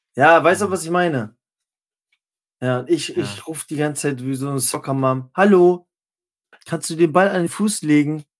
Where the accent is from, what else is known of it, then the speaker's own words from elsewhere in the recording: Northern Germany, Germany; also born or lived in Halle; als Norddeutscher